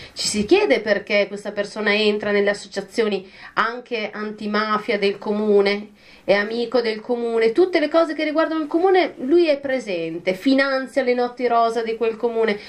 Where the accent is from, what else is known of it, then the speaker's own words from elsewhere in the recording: Lombardy, Italy; moved away as an adult; also born or lived in Bologna; io non, non sono emiliana in realtà sono lombarda, però eh, ho frequentato molto i piccoli comuni delle, dell'Emilia Romagna, soprattutto della provincia di Reggio Emilia, perché eh, vivevo a un chilometro di distanza da quella provincia